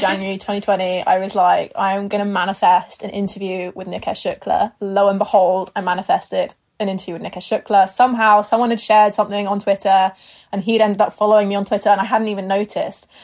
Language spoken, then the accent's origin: English; near Harrow, London, United Kingdom; Harrow, which is like near where I grew up